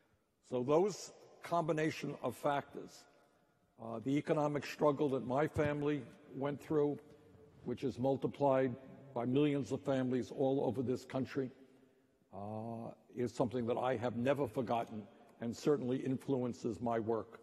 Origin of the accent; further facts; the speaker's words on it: New York City, New York, United States; we grew up in Brooklyn, New York, in a rent-controlled 3.5-room apartment.